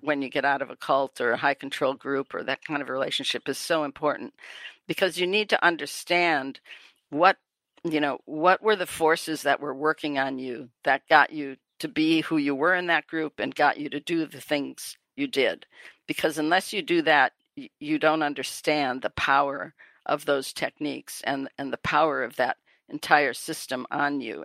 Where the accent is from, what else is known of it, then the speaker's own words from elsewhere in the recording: Wisconsin, United States; moved away; also born or lived in New York; I'm from Wisconsin.